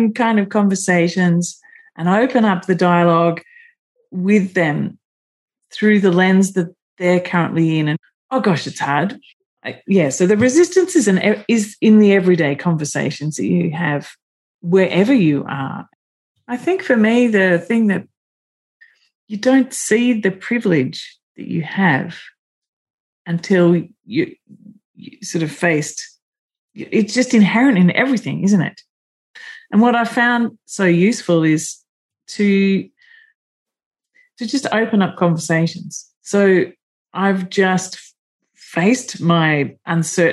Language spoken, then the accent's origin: English; Melbourne, Victoria, Australia; But I was born in Melbourne